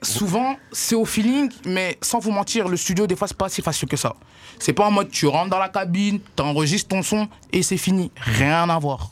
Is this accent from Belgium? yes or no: yes; Brussels, Brussels-Capital Region, Belgium; Je viens des quartiers de, des quartiers de Bruxelles. Euh, plus du côté d'Ixelles, cimetière d'Ixelles